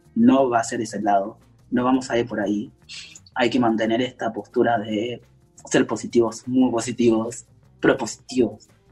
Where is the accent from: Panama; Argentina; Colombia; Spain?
Argentina; Córdoba; Yo soy de Córdoba, Córdoba es una provincia muy de derecha